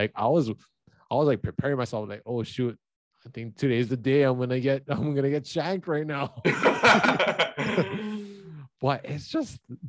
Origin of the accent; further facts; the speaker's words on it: Hawaii, United States; for someone who's been growing up in Hawaii